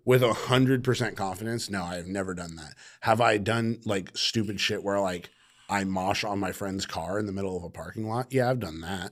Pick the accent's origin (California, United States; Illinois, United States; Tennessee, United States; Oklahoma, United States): California, United States; Sacramento; I grew up in Sac